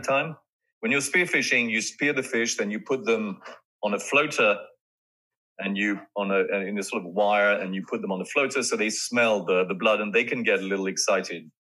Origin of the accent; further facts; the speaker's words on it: France; in those days, growing up in France, you know, fathers were much more severe and earnest